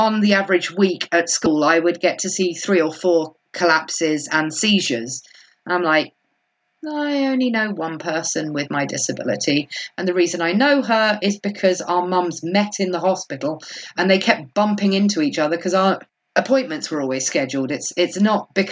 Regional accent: Kent, South East England, United Kingdom; accent: Kent; I did use my Kent accent then

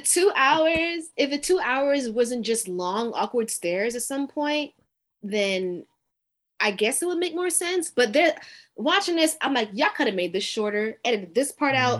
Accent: Brooklyn, New York, United States; now in Atlanta, United States; I'm from Brooklyn originally

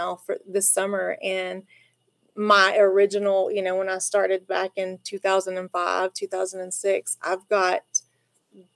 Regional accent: La Mesa, Texas, United States; also born or lived in Lubbock; I grew up in La Mesa

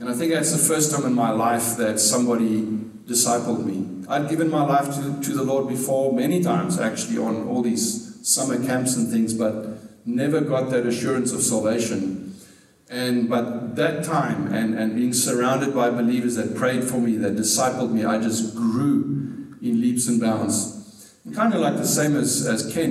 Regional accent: South Africa; I was born in South Africa at a very young age

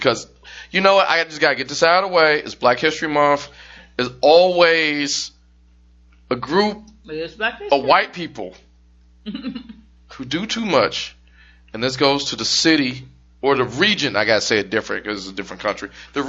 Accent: Durham, Ontario, Canada; I'm from Durham, Toronto, Canada.

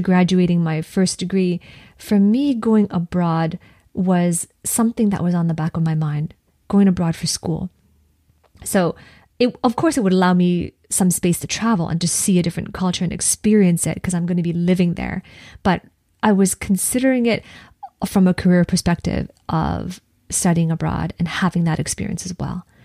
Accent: Canada; also born or lived in Edinburgh, United Kingdom; as a Canadian

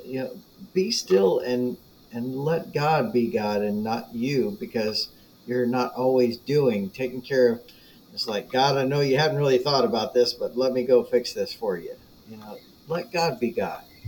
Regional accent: United States; as American Christians

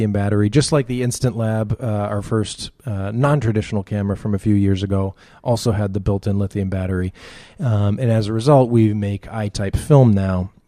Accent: Massachusetts, United States; I am from Massachusetts

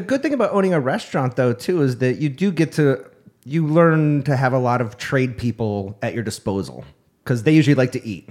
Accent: Upstate New York, United States; now in Arizona, United States; the sense of community that I had growing up in New York

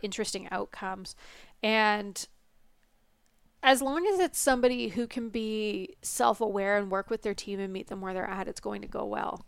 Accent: Canada; we're Canadian

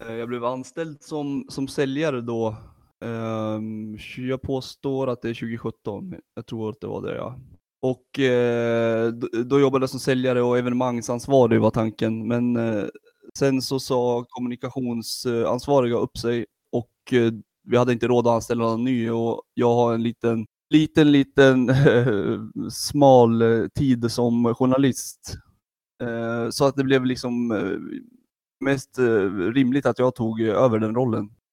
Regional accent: Sundsvall, Västernorrland County, Sweden; also born or lived in Gävle; Jag är född i Gävle Gud förbjude, och flyttade till Sundsvall som eh, femåring

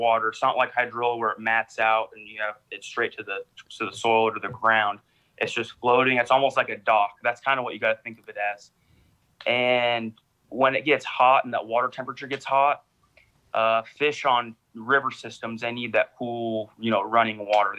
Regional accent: Sacramento, California, United States; I'm from the Sacramento area

